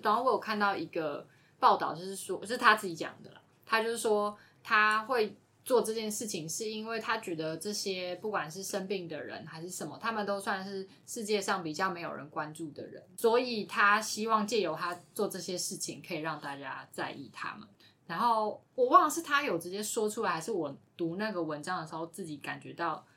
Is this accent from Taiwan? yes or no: yes; Taiwan; 比如说我们台湾人，我们并没有那种王室的传统